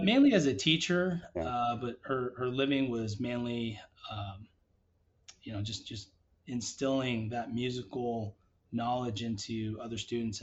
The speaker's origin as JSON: {"language": "English", "town": "Las Vegas", "region": "Nevada", "country": "United States", "tie": "born or raised there", "also_born_or_lived": "Palo Alto, California", "moved": "yes", "lives_now": "Seattle, United States", "said": "I grew up uh, in Las Vegas"}